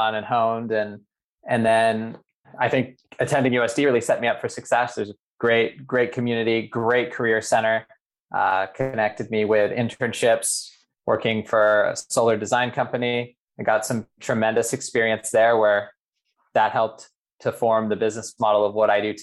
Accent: Boise, Idaho, United States; moved away as an adult; also born or lived in San Diego, California; now in California, United States; I grew up in Boise, Idaho, went to public school

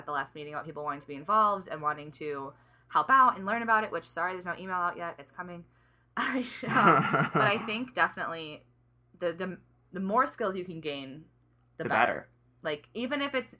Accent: Detroit, Michigan, United States; I'm from the Detroit area

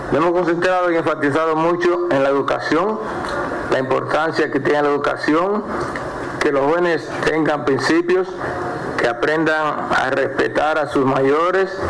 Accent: Dominican Republic; now in Los Angeles, United States; Yo como dominicano me siento muy orgulloso de mi país

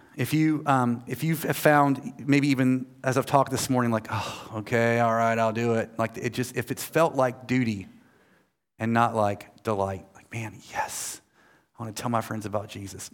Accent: United States; I'm American

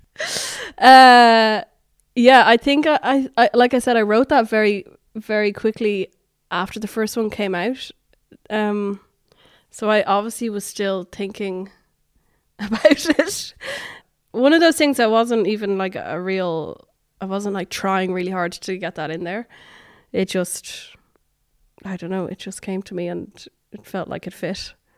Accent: Dublin, Leinster, Ireland; born or raised there; moved away as an adult; also born or lived in New York

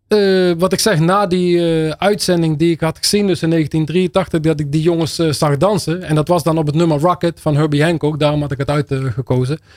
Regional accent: Netherlands; accent: zachte G; first language Dutch; geboren en getogen in Nederland, opgevoed in, eh, opgegroeid in de Nederlandse taal

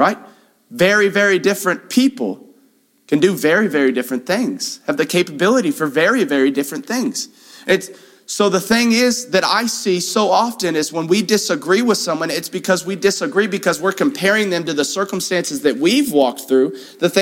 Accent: Houston, Texas, United States; moved away; I grew up in Houston

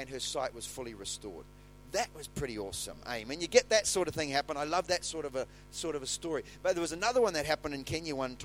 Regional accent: New Zealand; in the town where I was born in New Zealand

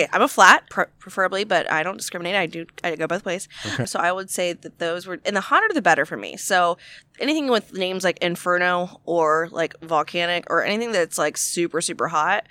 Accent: the South, United States; I'm from the South.

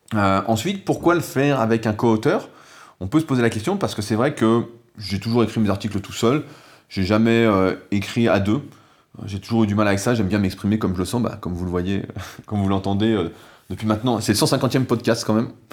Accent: France; en tant que bon français

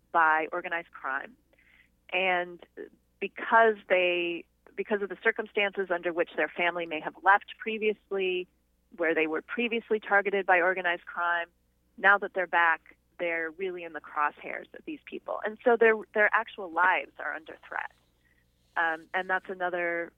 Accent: United States; born and raised in the United States

